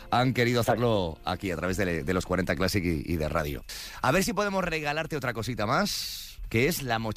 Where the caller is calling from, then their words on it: Tenerife, Canary Islands, Spain; desde Tenerife. Y mi plato de cuchara favorito, pues como buena canaria, es el rancho canario